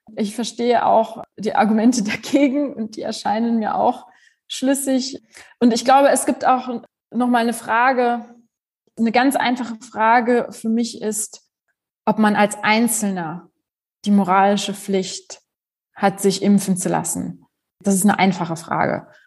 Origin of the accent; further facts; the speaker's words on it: Germany; also born or lived in Poland; Ich bin gebürtige Polin, aber ich mhm. bin in Deutschland aufgewachsen.